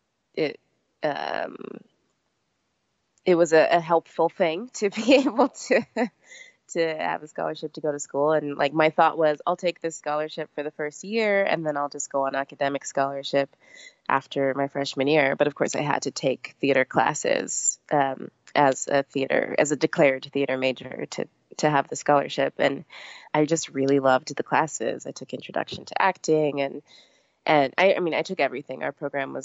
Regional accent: Laramie, Wyoming, United States; I grew up in Laramie, Wyoming, so we had a pretty small program

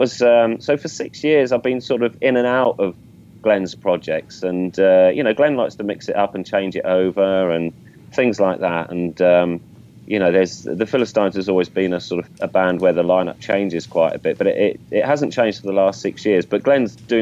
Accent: England, United Kingdom; I'm English

